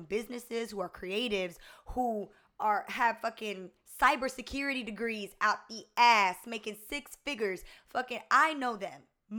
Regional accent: Augusta, Georgia, United States; You know, me, I grew up in Augusta, Georgia. And before I lived in Augusta, Georgia, I was a military brat.

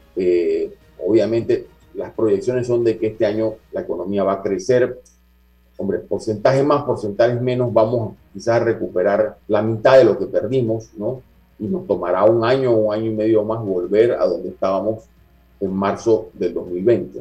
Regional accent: Panama; como panameños

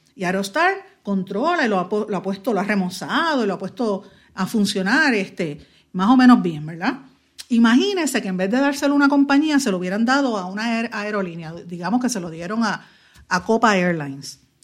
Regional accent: Guaynabo, Puerto Rico; mi pueblo de Guaynabo

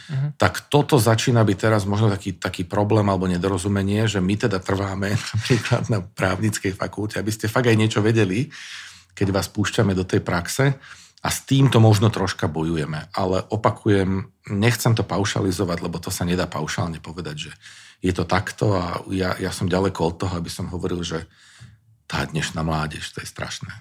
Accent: Záhorie, Slovakia; ja som mal možnosť vyrastať na záhorí uprostred takého borovicového lesa

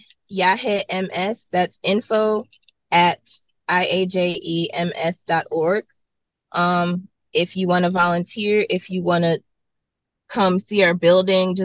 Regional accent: Greenville, Mississippi, United States; now in Jackson, United States; growing up in Greenville, Mississippi, where I'm from, we had tornadoes all the time

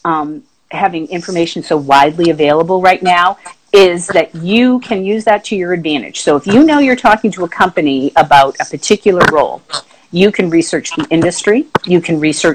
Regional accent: Boston, Massachusetts, United States; moved away; I am from Boston originally

